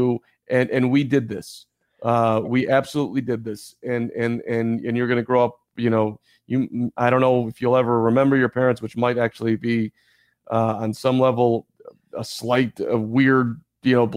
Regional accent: Highland Park, Illinois, United States; I grew up in Highland Park, Illinois

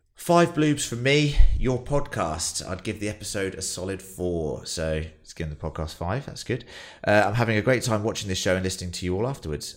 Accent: United Kingdom; as British people

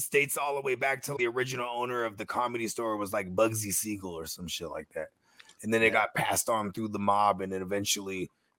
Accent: West Coast, United States; I'm from the West Coast. I grew up on the West Coast, but man, a lot of mad East Coast influence from like the entertainment that I was raised on.

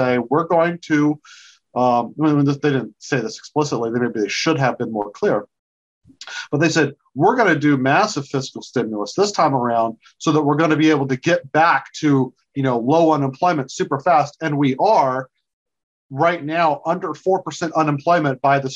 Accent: South Georgia, United States; moved away as an adult; now in Washington, D.C., United States; I grew up in South Georgia

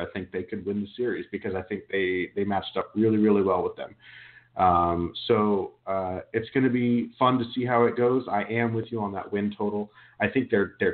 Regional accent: Turlock, California, United States; I grew up in Turlock, Modesto area

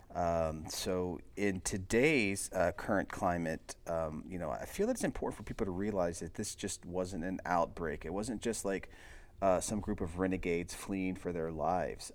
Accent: United States; we're just Americans

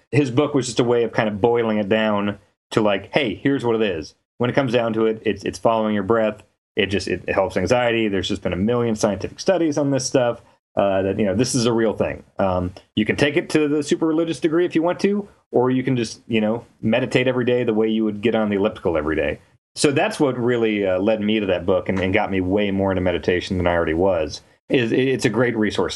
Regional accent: Kansas, United States; moved away as an adult; also born or lived in Minnesota; now in San Francisco, United States; I grew up in Kansas. I moved to Minnesota for, uh, for Game Informer.

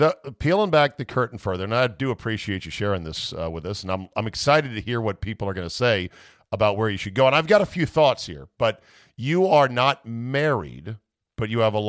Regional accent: Virginia, United States; I'm from the Commonwealth. I never hit a Riverville.

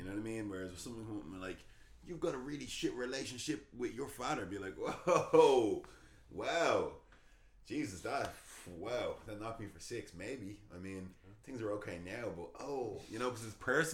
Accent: Ireland; also born or lived in England

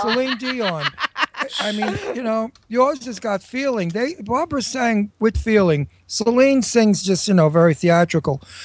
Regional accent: New York City, New York, United States; also born or lived in Brooklyn; I came from a Brooklyn, and then I was raised in Astoria, See, Queens

